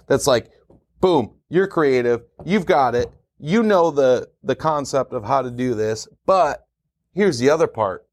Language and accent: English; Syracuse, New York, United States; moved away as an adult; I was born and raised in Syracuse